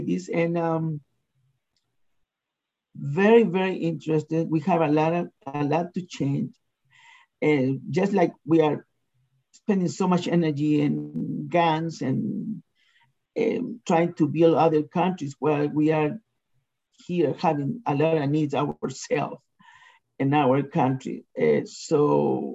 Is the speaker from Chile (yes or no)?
yes; Chile; now in United States; I'm originally from Chile